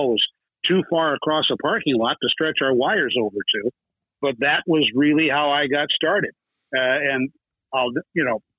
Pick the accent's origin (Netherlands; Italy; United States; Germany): United States; Galesburg, Illinois; the Galesburg, Illinois paper, my hometown